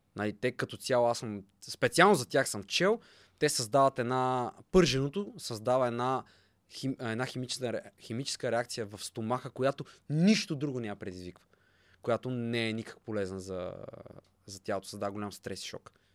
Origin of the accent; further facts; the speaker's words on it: Bulgaria; съм българин